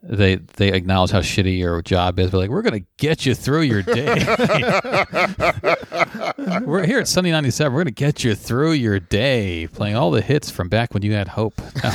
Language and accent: English; Baltimore, Maryland, United States; I'm from Baltimore and still figuring out the area.